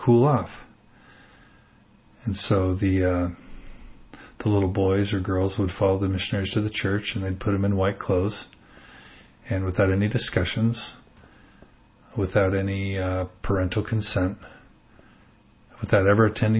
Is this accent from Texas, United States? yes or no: yes; Texas, United States; moved away; I was raised in Texas and grew up a pretty devout and zealous member